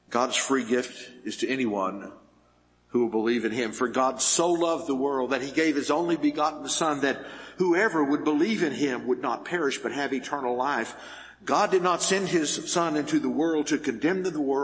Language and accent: English; Happy, Texas, United States; I grew up in Happy, Texas